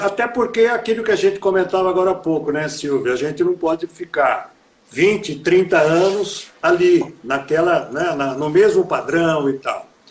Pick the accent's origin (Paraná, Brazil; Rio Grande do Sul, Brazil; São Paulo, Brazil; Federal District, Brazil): São Paulo, Brazil; Americana; eu sou nascido em Americana, nascido, criado e envelhecido aqui em Americana